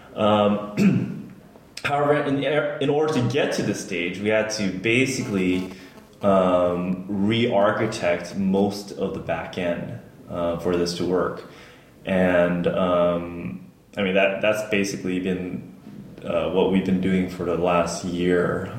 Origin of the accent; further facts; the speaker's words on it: Los Angeles, California, United States; moved away as an adult; now in United Kingdom; I'm born and raised in the Los Angeles area